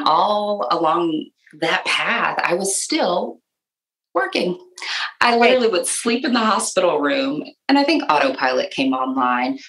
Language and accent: English; Michigan, United States; moved away as an adult; now in Nashville, United States; I am originally from Michigan, but have lived in Nashville for a very long time